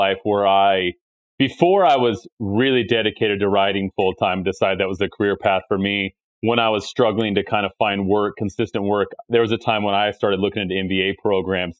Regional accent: Utah, United States; moved away as an adult; now in New York City, United States; I grew up in Utah

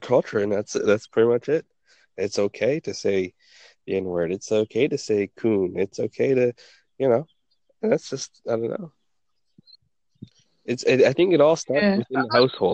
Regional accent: United States

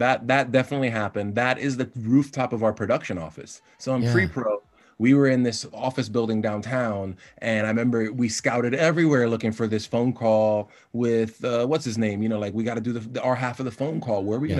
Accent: Miami, Florida, United States; Being born and raised in Miami, every season, it's 5, 6, 10 tropical storms come through.

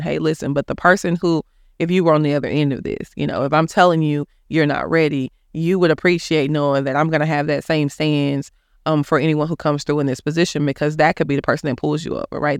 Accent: Dallas, Texas, United States; I grew up in Oak Cliff.

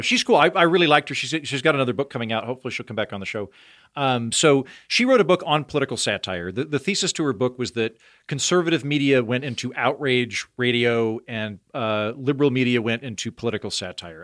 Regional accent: Oklahoma, United States; accent: Oklahoma; moved away; leaning into my Oklahoma accent

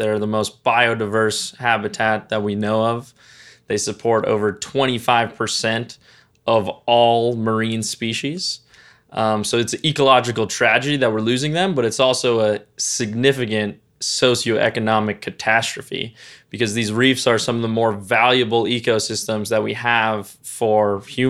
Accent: Freeport, Grand Bahama, Bahamas; heading straight for my hometown of Freeport, Grand Bahama, after having decimated the island next to mine, the Abacos.

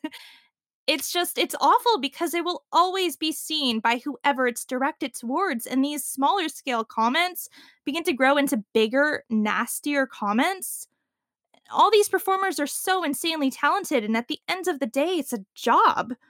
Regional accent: Canada; Growing up in Canada

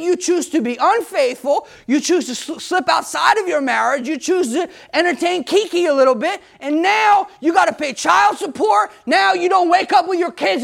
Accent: United States; as American people

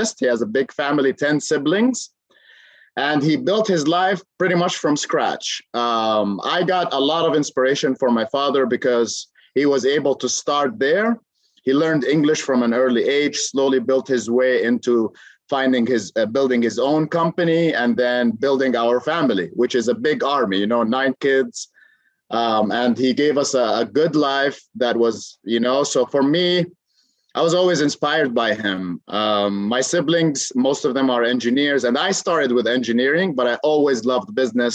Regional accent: Amman, Amman Governorate, Jordan; moved away; I am originally from Jordan, Amman, Jordan

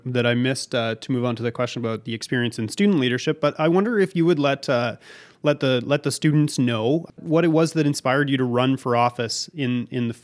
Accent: Calgary, Alberta, Canada; moved away; I was born in Calgary as well. My family mostly still lives there

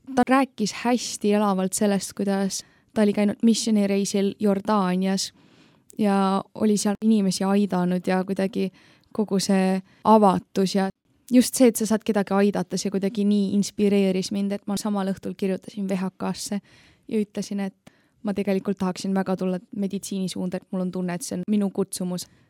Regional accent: Tallinn, Harju County, Estonia; ma tulen Tallinnast

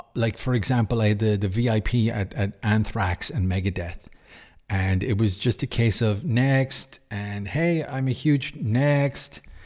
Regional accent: Cork, Munster, Ireland; my hometown in Cork, in Ireland, on the south

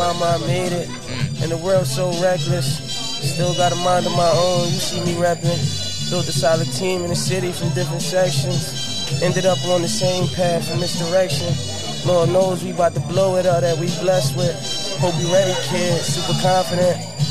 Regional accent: Philadelphia, Pennsylvania, United States; I'm from Philly.

